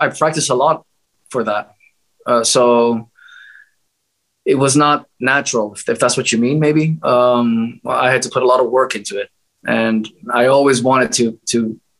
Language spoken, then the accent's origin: English; Greece; I'm from Greece, so my dad was heavily into Greek music.